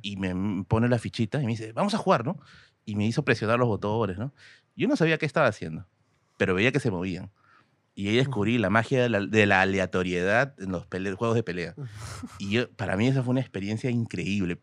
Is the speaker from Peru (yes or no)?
yes; Tacna, Peru; Yo soy de Tacna, pero como dije, mi papá es de Puno